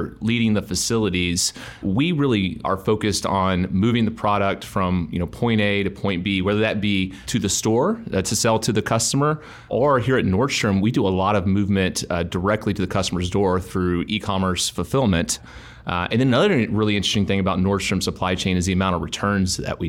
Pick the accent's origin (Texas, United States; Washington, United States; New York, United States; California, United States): Texas, United States; I grew up in an extremely competitive environment of growing up in Texas.